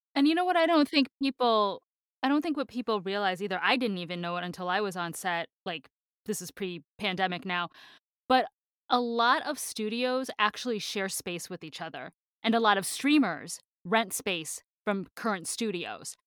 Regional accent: Michigan, United States; moved away; I'm from Michigan

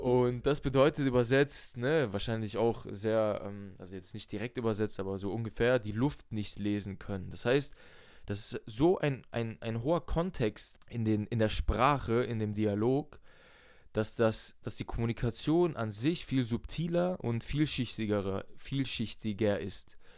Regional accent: Germany; Ich bin zwar in Deutschland aufgewachsen, meine Eltern sind aus Russland

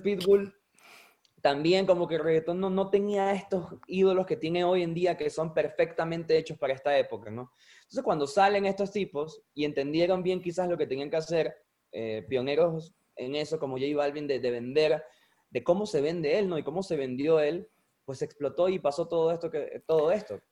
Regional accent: Venezuela; somos venezolanos

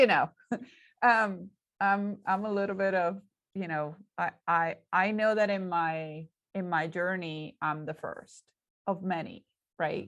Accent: Puerto Rico; moved away; he's also Puerto Rican, he also grew up like me

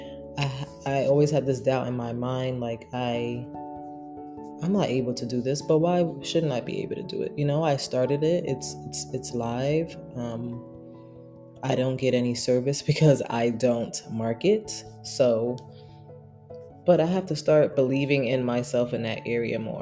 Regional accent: New York City, New York, United States; moved away as an adult; also born or lived in San Diego; now in New Jersey, United States; I moved back to Brooklyn, which is my hometown

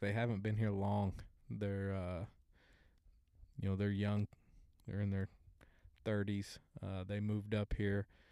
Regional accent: Oologah, Oklahoma, United States; I'm a Ooga boy.

